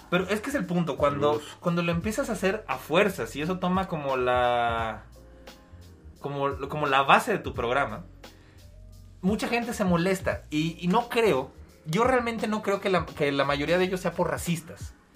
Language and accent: Spanish; Mexico; Yo como mexicano